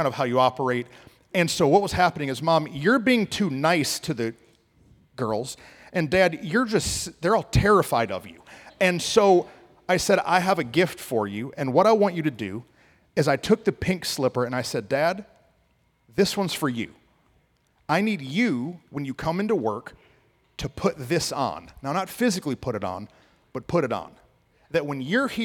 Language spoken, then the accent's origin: English; Flint, Michigan, United States; now in Dallas-Fort Worth, United States; I grew up in Flint, Michigan